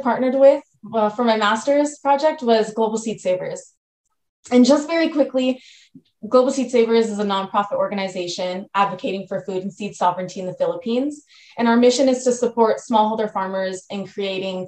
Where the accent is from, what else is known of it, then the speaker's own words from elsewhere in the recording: United States; I'm a first generation Filipino American